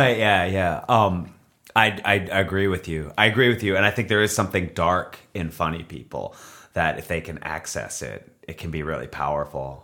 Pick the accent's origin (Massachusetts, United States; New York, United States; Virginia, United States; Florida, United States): Massachusetts, United States; Beverly; moved away as an adult; also born or lived in Revere, Massachusetts; now in Los Angeles, United States; I was born in Beverly, Massachusetts.